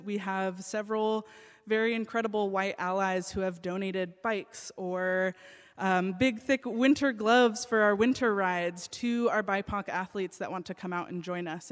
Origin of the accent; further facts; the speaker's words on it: United States; I grew up in the United States